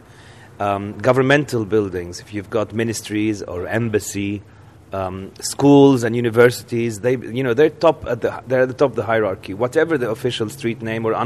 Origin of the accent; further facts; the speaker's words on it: London, United Kingdom; moved away as an adult; now in Beirut, Lebanon; as a Londoner with a London